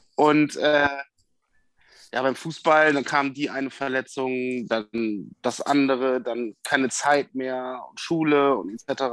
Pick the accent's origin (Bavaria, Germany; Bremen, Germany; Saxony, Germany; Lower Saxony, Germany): Bremen, Germany; also born or lived in Westoverledingen; Ich komme ja aus Bremen.